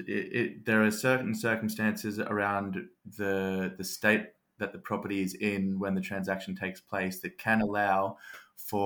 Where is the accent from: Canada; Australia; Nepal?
Australia; now in United Kingdom; my home country in Australia